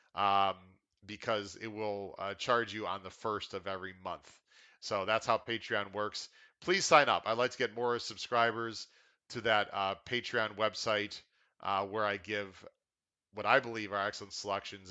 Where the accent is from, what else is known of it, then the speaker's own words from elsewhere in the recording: Chicago, Illinois, United States; now in Florida, United States; I'm from Chicago